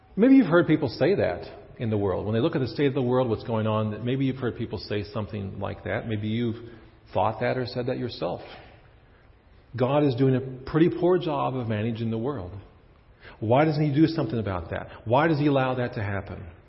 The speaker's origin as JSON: {"language": "English", "region": "Kansas", "country": "United States", "also_born_or_lived": "Chicago / Prince Albert, Saskatchewan", "moved": "as an adult", "said": "I was from Kansas"}